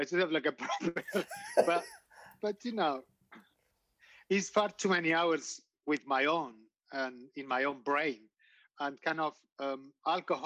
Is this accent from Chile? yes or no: no; Getxo, Basque Country, Spain; English is a second language; I was born in a small town, and probably for the listeners will be like a suburb north of Bilbao